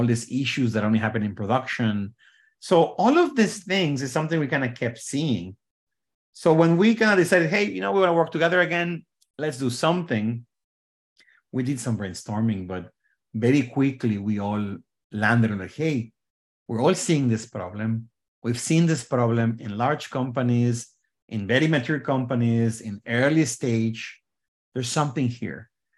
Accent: Mexico; moved away as an adult; now in Bay Area, United States; So I was born in Mexico many years ago

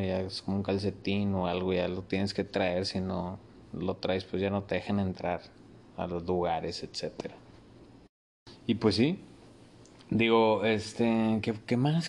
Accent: Monclova, Coahuila, Mexico; somos de Monclova. Los monclovenses somos a toda madre, sea, Carnita asada, caída a la casa, güey. Así crecí yo

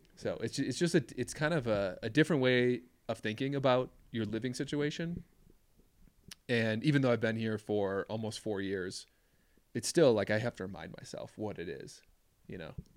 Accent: Minneapolis, Minnesota, United States; moved away as an adult; also born or lived in Duluth, Minnesota; where I grew up in the Twin Cities

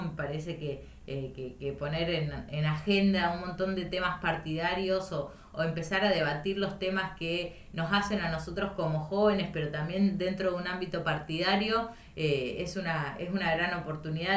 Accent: Intendente Alvear, La Pampa, Argentina; moved away as an adult; now in Santa Rosa, Argentina; Yo soy de Intendente Alvear, La Pampa, al norte de la provincia

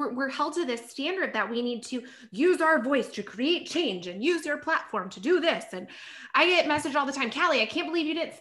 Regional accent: South Carolina, United States; moved away as an adult; now in Los Angeles, United States; I'm from South Carolina and I quit my job, left everything, like told my parents bye, and I moved to California

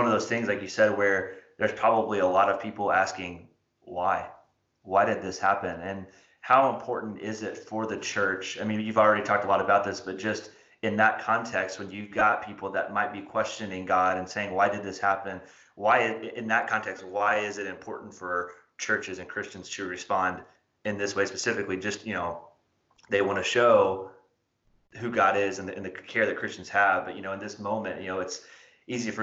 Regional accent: southern Indiana, United States; when I was in high school, I think it was like 2006, my hometown got hit by a similarly sized tornado just right through the east side of town

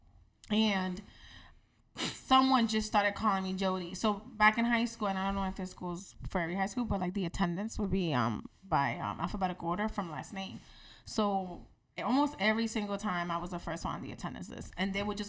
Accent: Puerto Rico; I'm Puerto Rican and we're part of the United States

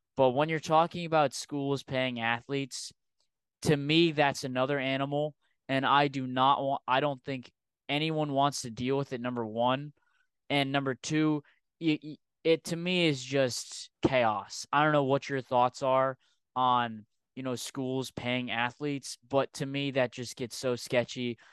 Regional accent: Rhode Island, United States; I'm from Rhode Island

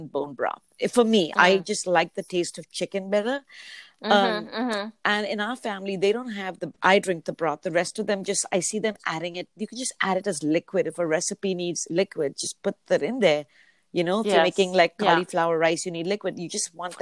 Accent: Mumbai, Maharashtra, India; now in Vancouver, Canada; the state is north of where I come from, which is Bombay. Oh, yeah. I am originally from India

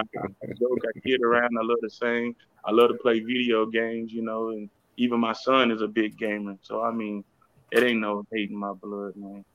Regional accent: Houston, Texas, United States; also born or lived in Austin, Texas; I'm from uh, Houston, Texas, but I was born in Austin, Texas

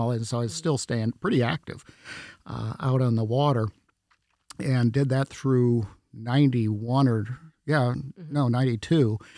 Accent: Wisconsin, United States; now in Polk County, Florida, United States; well, it, it was uh, about 40 years ago that I that I moved here from Wisconsin, and uh, kind of an interesting story there.

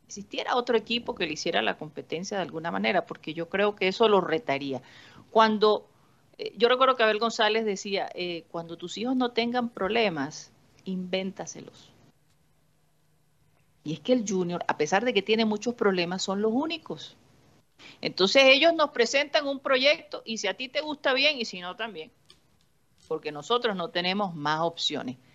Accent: Tolima, Colombia; yo ah, soy de Tolima.

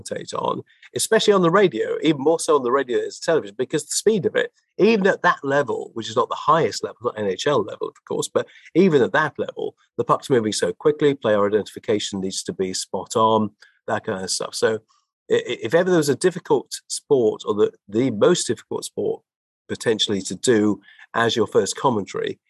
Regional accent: London, United Kingdom; as a Londoner, somebody who's born and bred here and lived most of my life here

